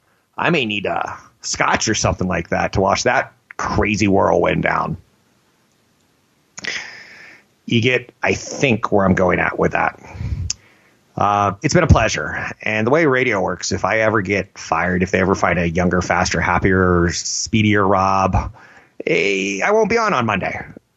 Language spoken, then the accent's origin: English; San Francisco, California, United States; my hometown, San Francisco.